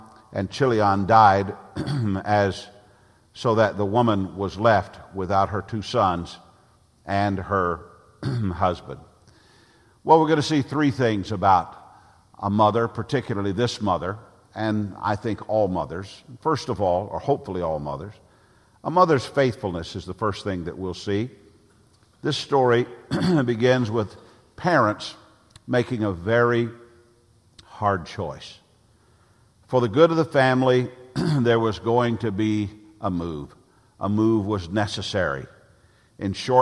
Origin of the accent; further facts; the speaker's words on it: Nashville, Tennessee, United States; moved away as an adult; now in Tallahassee, United States; Both Jan and I were raised in Nashville